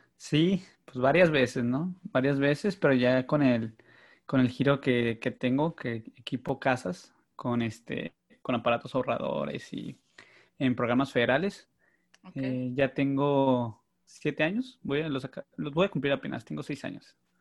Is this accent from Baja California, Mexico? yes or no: yes; Mexicali, Baja California, Mexico; nací en la Ciudad de México, pero ya tengo, me vine a los nueve años, ocho años, perdón, y pues yo digo que soy del norte, soy de Mexicali